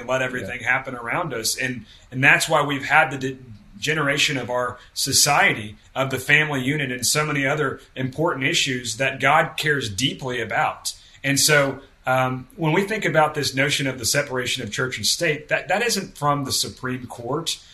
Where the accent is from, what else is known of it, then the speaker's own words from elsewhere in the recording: the Bible Belt, United States; I was uh, brought into a Baptist home and I come from the Bible Belt.